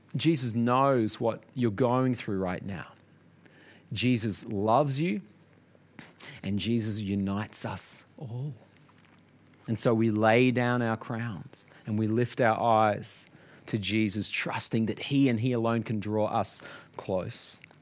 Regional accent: Australia; growing up in Australia

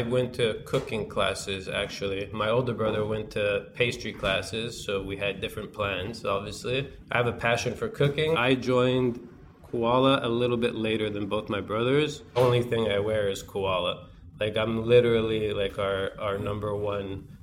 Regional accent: Canada; we're Canadian

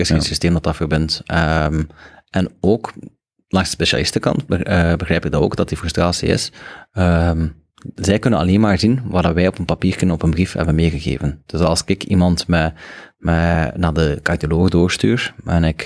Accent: Belgium

